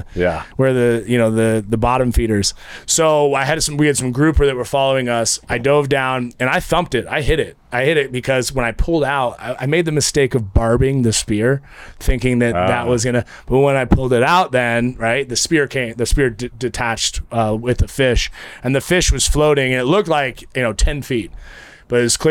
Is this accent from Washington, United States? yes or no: no; Eugene, Oregon, United States; also born or lived in Idaho; I grew up in Eugene, Oregon